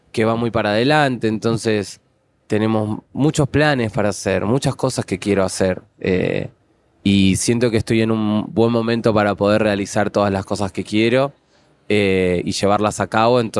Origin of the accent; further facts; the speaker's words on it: Argentina; Sí, soy argentino